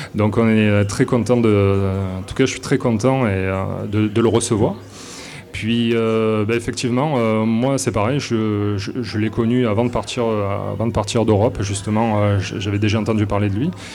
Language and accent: French; south of France, France; accent: accent du sud de la France; moved away as an adult; now in Quebec City, Canada; ils vont de suite reconnaître mon accent, donc euh, un accent du sud de la France.